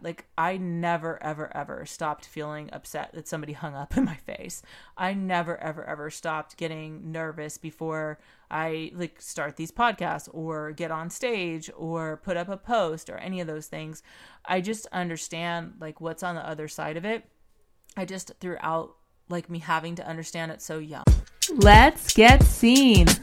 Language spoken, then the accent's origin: English; Pomona, California, United States; I grew up in Pomona, California